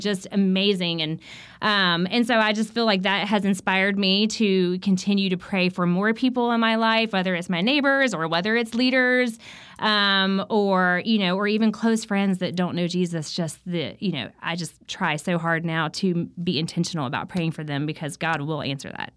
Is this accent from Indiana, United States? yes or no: no; South Carolina, United States; I grew up in South Carolina, so it was very hot